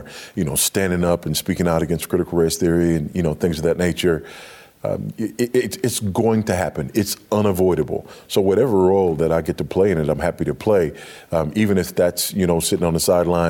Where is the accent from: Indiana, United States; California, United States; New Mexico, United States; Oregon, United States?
California, United States; Los Angeles; moved away as an adult; also born or lived in Africa; I grew up in Los Angeles